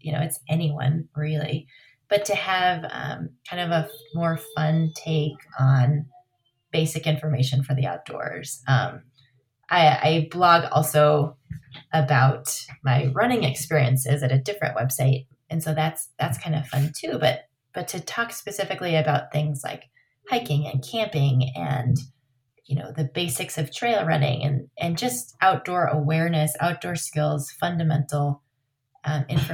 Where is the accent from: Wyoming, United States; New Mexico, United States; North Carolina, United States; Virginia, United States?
New Mexico, United States; Los Alamos; also born or lived in Truchas, New Mexico; Growing up in Los Alamos